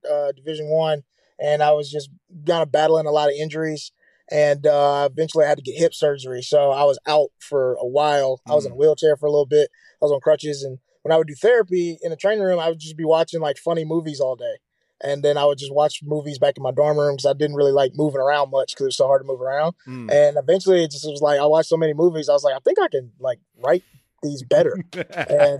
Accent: Flowood, Mississippi, United States; also born or lived in Jackson, Mississippi; I was born in Jackson, Mississippi, and then I was raised in a suburb outside of Jackson called Flowood

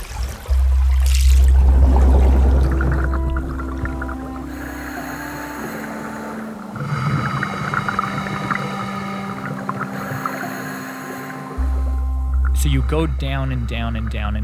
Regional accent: outside Toronto, Ontario, Canada; I grew up outside Toronto

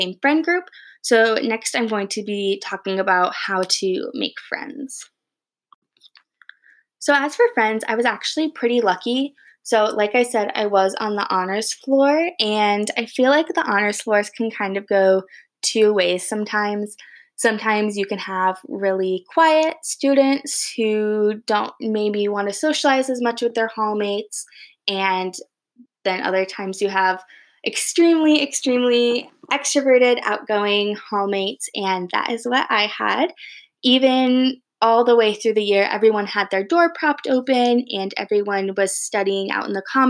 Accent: Grand Rapids, Michigan, United States; also born or lived in East Lansing, Michigan / Ann Arbor, Michigan; I'm originally from Grand Rapids, Michigan

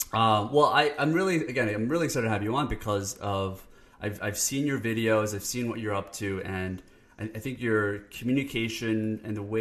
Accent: Canada; I'm Canadian, so we apologize.

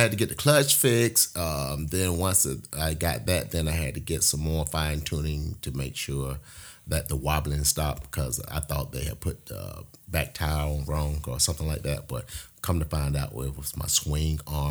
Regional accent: Atlanta, Georgia, United States; born or raised there

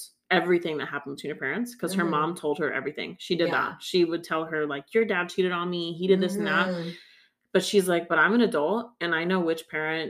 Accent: Tennessee, United States; now in Southern California, United States; I grew up in Tennessee, and literally my backyard was a forest, and I could walk down the street to the creek and, like, hang out with the neighbors.

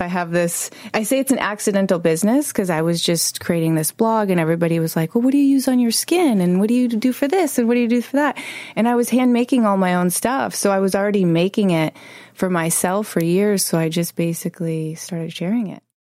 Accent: Chicago, Illinois, United States; moved away; I was 11 years old growing up in Chicago

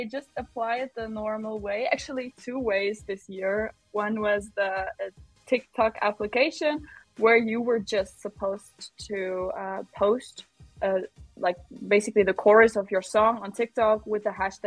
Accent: Düsseldorf, North Rhine-Westphalia, Germany; Eurovision once came to Düsseldorf, to my hometown, home city. So I was about, I don't know, 12, 13 or so

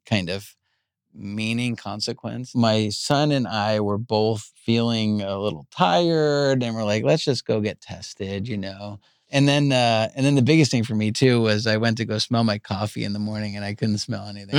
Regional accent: Long Island, New York, United States; Island is where I grew up.

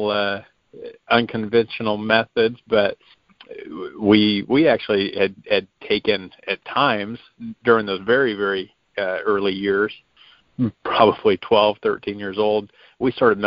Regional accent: Crescent City, California, United States; I actually grew up in Crescent City, California, and grew up with a very strong influence of saltwater fishing

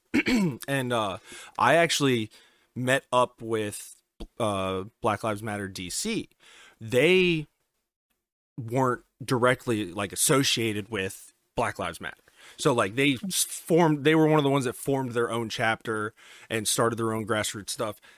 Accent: Pennsylvania, United States; now in Virginia, United States; where I was born in Pennsylvania

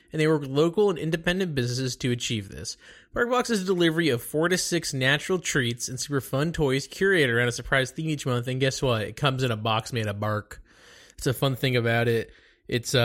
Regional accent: Dallas, Texas, United States; I'm from Dallas

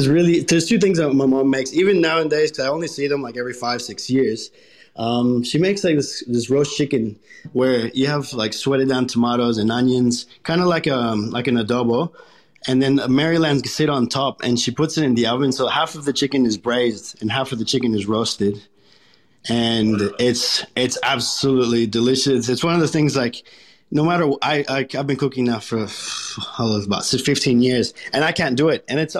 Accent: Colombia; also born or lived in United States / Caribbean; now in Australia; I was born in Colombia, and then when I was about 3 years old, I moved to the United States. There I lived for multiple years. And then from there, we moved back to Colombia when I was about 11.

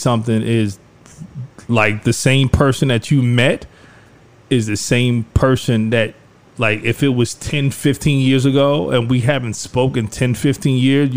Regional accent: Lakeview, New York, United States; moved away as an adult; also born or lived in Queens, New York / Brooklyn, New York; now in Harlem, United States; growing up in Lakeview and then, you know, moving and buying a house in Queens and then moving to Brooklyn and then moving to Harlem

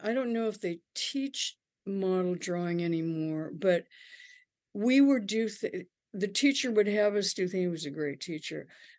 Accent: North Dakota, United States; Okay. Well, I was born in North Dakota and grew up there.

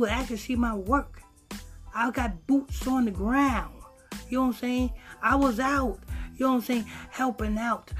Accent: Huntington Station, New York, United States; I'm from Long Island, Huntington Station, Long Island.

